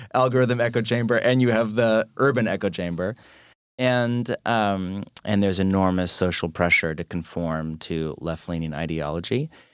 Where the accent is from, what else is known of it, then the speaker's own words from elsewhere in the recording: United States; I'm an American